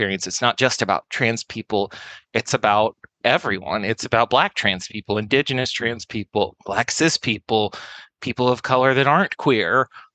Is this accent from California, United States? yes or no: no; the Southwest, Arizona, United States; I grew up in the Southwest, which is a very interesting area of the country